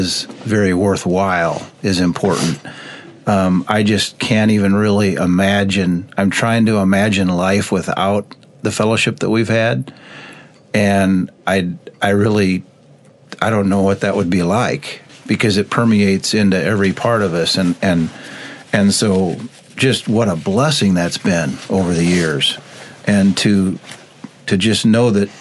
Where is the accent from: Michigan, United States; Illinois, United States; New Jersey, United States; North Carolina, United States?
Illinois, United States; Goodfield; growing up in the Goodfield Church